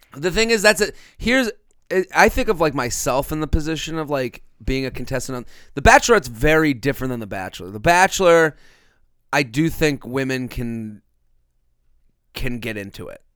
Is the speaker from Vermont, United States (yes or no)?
no; Boston, Massachusetts, United States; moved away; back in Boston, where I'm from